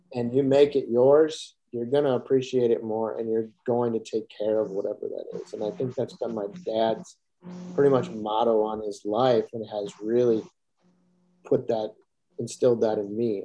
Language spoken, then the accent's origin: English; Kenosha, Wisconsin, United States; growing up in Ken- Kenosha, Wisconsin, moving to a very small farm community